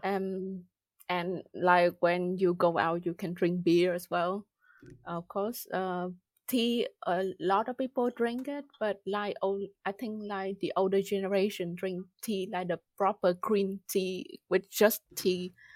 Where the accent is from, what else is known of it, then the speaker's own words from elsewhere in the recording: Vietnam; moved away as an adult; also born or lived in United Kingdom; now in Germany; I grew up in Vietnam, did my bachelor there